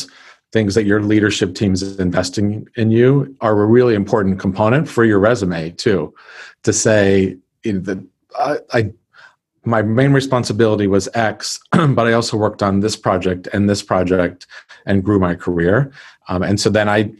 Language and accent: English; California, United States; moved away as an adult; also born or lived in Texas / Florida; I'm from California.